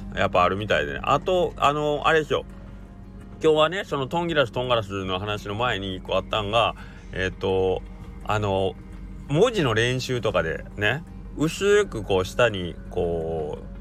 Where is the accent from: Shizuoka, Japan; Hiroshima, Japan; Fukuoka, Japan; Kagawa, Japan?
Kagawa, Japan; accent: Kagawa dialect; こっち香川県は香川弁の喋ってる人が多い